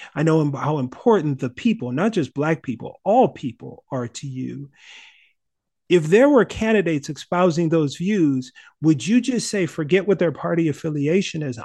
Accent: Minnesota, United States; growing up in Minnesota

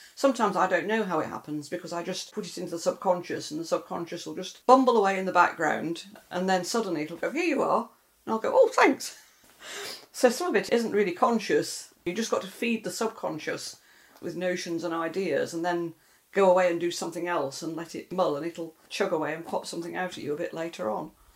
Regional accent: Scotland, United Kingdom; I grew up in Scotland

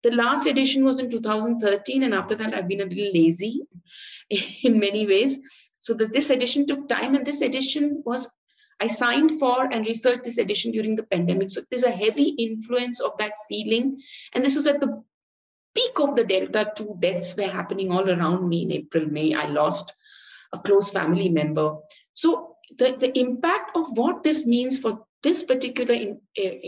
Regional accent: Mumbai, Maharashtra, India; I'm from Bombay

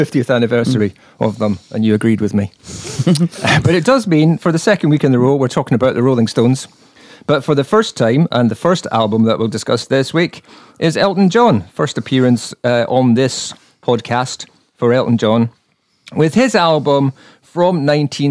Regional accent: Edinburgh, Scotland, United Kingdom; I'm from Edinburgh

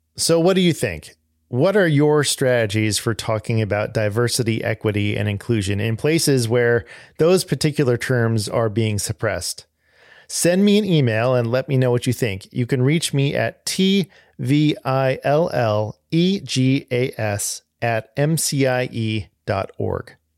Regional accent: Arcadia, Pasadena, San Gabriel Valley area, Southern California, United States; moved away; I'm originally from Southern California. Um, I grew up in, um, the Arcadia, Pasadena, San Gabriel Valley area

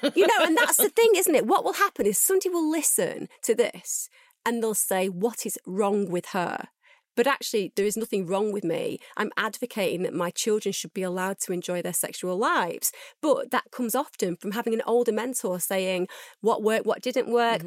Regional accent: United Kingdom

